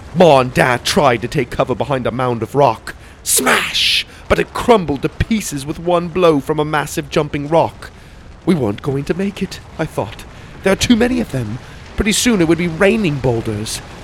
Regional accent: Arizona, United States; Growing up in Arizona, we went to the White Mountains quite a bit to get out of the heat

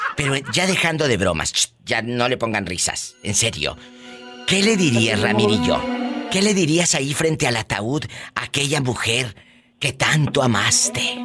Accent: Matamoros, Tamaulipas, Mexico; Mi tierra querida

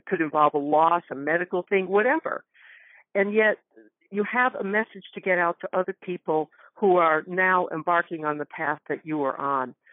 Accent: Northwest Connecticut, United States; moved away; I grew up in Connecticut. In fact, I just came back from there two days ago, Northwest Connecticut.

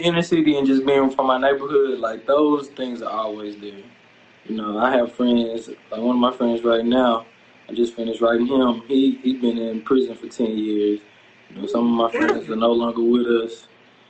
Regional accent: Dallas, Texas, United States; also born or lived in Eugene, Oregon / Tokyo, Japan; I'm from Dallas, Texas. I live here in South Dallas.

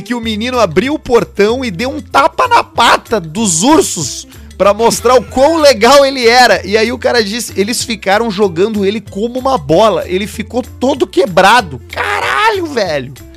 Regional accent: Santo André, São Paulo, Brazil; Sou de Santo André, vulgo San Andrés.

